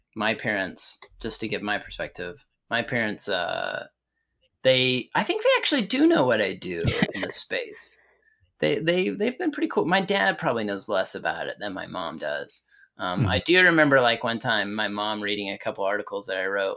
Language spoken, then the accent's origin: English; Amarillo, Texas, United States; I grew up in Amarillo